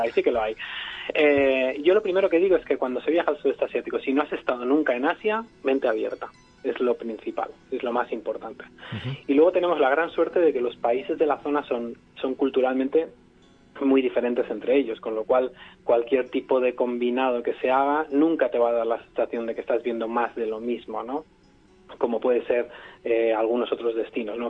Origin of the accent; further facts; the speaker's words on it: Barcelona, Catalonia, Spain; moved away as an adult; now in Vietnam; Yo soy de Barcelona